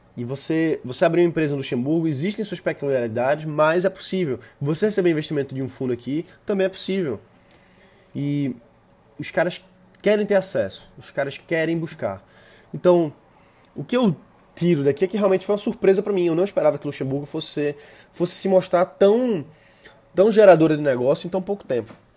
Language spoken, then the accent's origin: Portuguese; Brazil; sou do Brasil